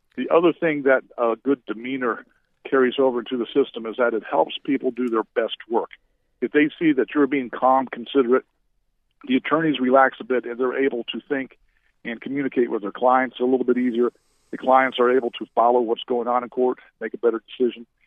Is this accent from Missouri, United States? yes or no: no; Orlando, Florida, United States; also born or lived in Seminole County, Florida; I grew up in the Central Florida area in Orlando, but I've been in the Seminole County area